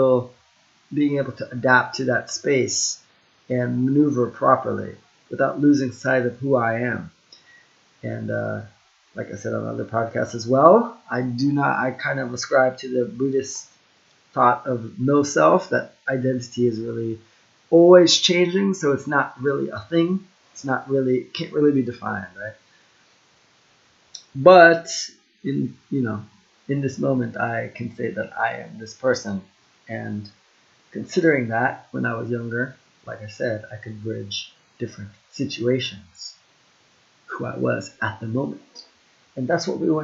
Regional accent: United States; I'm Jamaican Chinese and I was born in the US

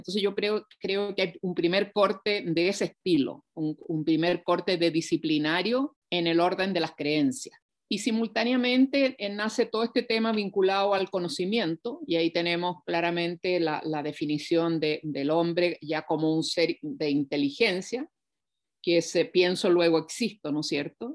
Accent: Chile

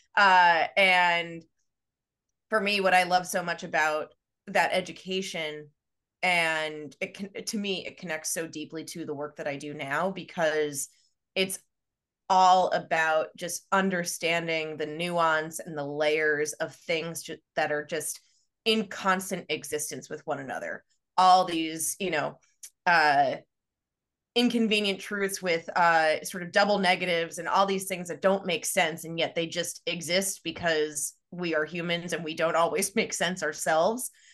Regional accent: Long Island, New York, United States; also born or lived in Pennsylvania; I grew up on Long Island

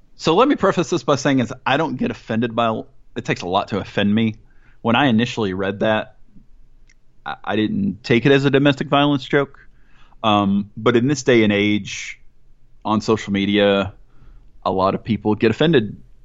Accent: Mississippi, United States; moved away; also born or lived in Atlanta, Georgia / Southaven, Mississippi; I grew up in Mississippi, which is obviously not a soccer hotbed

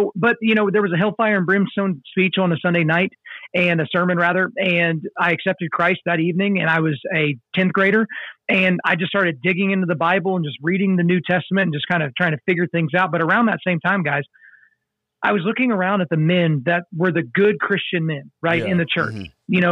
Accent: Oklahoma, United States; I grew up in Oklahoma.

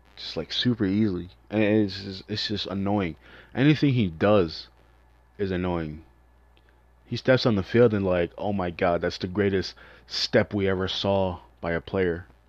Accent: Chicago, Illinois, United States; I'm from Chicago

